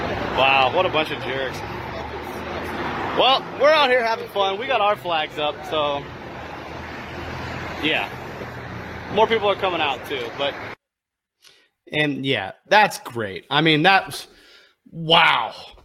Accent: United States; My ancestors fought for this country. I might have brown skin, but I am American.

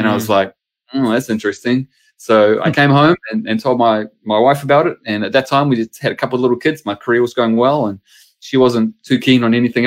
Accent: Palmerston North, Manawatū-Whanganui, New Zealand; now in Auckland, New Zealand; I go back to Palmerston North as my hometown. I grew up in Palmy down there

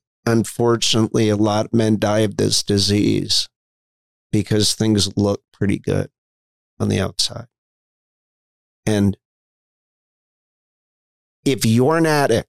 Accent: Bethesda, Maryland, United States; I was born in Bethesda, Maryland.

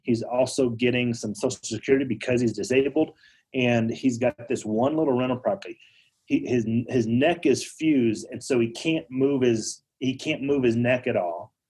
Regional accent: Denver, Colorado, United States; I'm from Denver

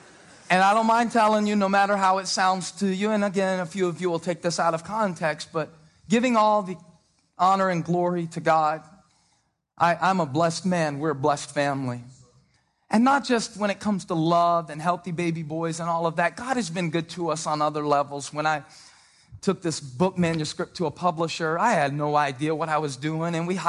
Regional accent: Moncks Corner, South Carolina, United States; Growing up in Monk's Corner, South Carolina, with a dad who dropped out of school in the eighth grade.

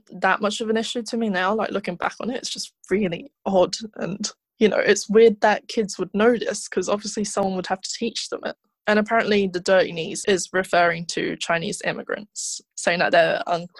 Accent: United Kingdom; as a kid, being British East Asian

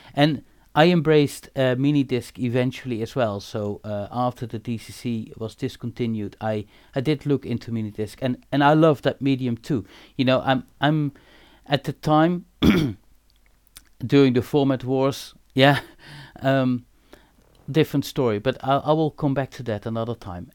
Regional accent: Eindhoven, North Brabant, Netherlands; I'm born and raised in Eindhoven

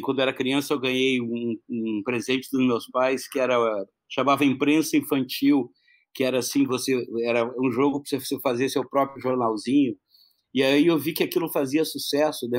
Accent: Curitiba, Paraná, Brazil; eu sou do Paraná, sou de Curitiba

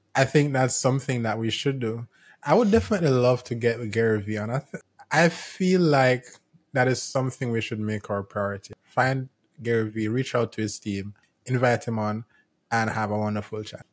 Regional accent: Jamaica; I'm from Jamaica

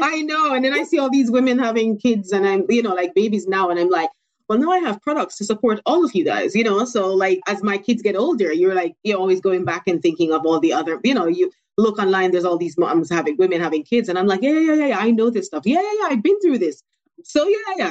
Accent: Jamaica; moved away; I'm born and raised in Jamaica.

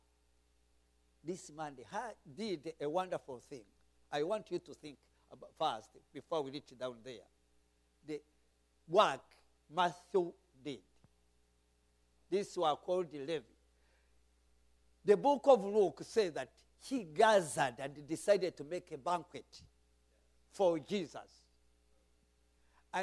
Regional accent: Rwanda; accent: Rwandan English; I'm speaking English, but Rwandan English.

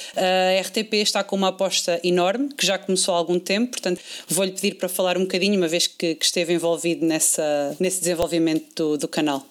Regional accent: Portugal; nós, como portugueses

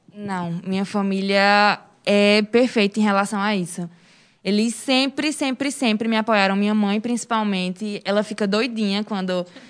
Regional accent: Serra Talhada, Pernambuco, Brazil; moved away; also born or lived in Recife; Eu sou daqui de Serra Talhada, natural de Serra Talhada, mas eu morava em Recife

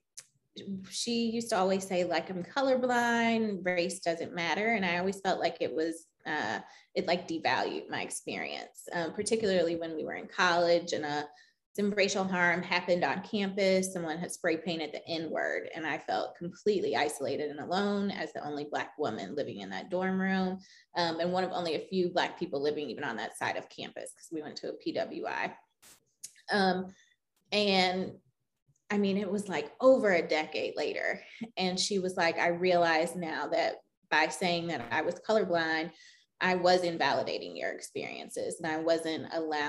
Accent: the South, United States; I grew up in the South

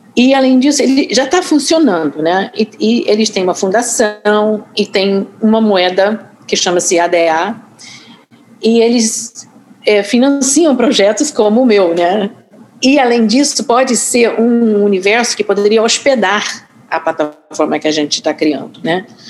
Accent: Boston, Massachusetts, United States; accent: carioca; Portuguese is a second language; moved away as an adult; also born or lived in Rio de Janeiro, Brazil; now in New York, United States; eu sou norte-americana, nascida em Boston, Massachusetts mas eu vim embora dos Estados Unidos aos 26 anos, cheguei no Brasil em 81.

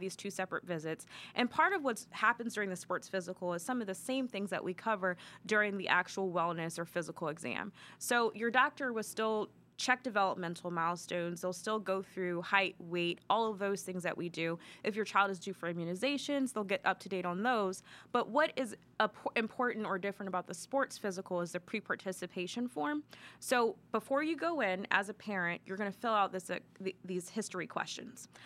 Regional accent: Maryland, United States; moved away as an adult; now in Columbus, United States; I'm originally from Maryland.

